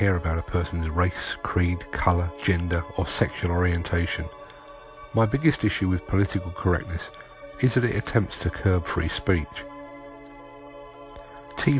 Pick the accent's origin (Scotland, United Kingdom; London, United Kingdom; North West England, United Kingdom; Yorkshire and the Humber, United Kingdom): London, United Kingdom; moved away; As a Londoner by birth and a regular visitor to the city